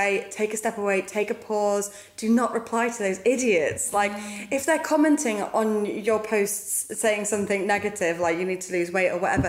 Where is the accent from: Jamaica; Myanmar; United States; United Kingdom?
United Kingdom; who we are as British people